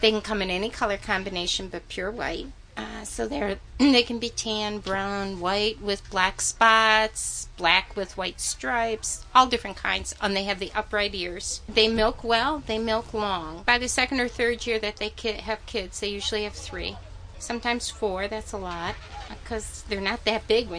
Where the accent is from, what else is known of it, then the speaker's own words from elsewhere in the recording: Franklin, New York, United States; I'm a vendor here. I'm from Franklin, New York